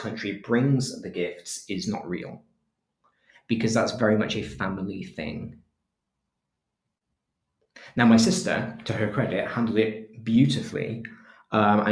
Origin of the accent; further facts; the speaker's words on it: England, United Kingdom; as an English person